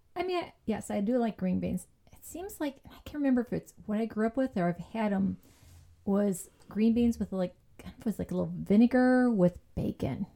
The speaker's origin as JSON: {"language": "English", "town": "Chicago", "region": "Illinois", "country": "United States", "tie": "born or raised there", "said": "I was born in Chicago, South Side"}